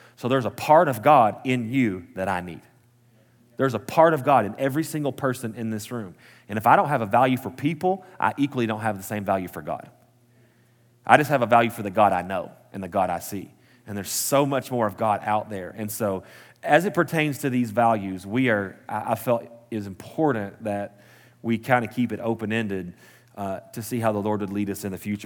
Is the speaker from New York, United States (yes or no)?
no; Post, Texas, United States; also born or lived in Midland, Texas; now in Lubbock, United States; was born and raised in Post, Texas, the big city.